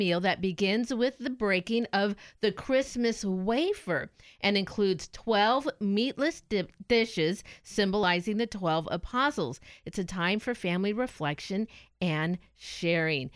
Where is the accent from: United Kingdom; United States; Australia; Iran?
United States; California; growing up in California